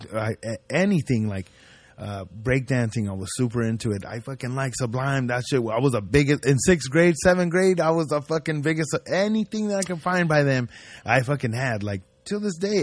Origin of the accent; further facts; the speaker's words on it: Ridgecrest, California, United States; also born or lived in Compton / Paramount; I grew up in the desert, in, in a little town, Ridgecrest